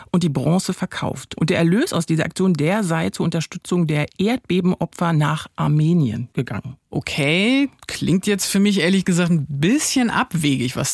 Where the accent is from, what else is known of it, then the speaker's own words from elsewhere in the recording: East Germany, Germany; Ich bin in der DDR groß geworden.